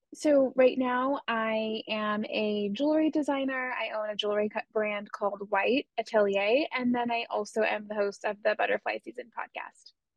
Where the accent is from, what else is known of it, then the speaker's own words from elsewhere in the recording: Southern California, United States; I grew up in Southern California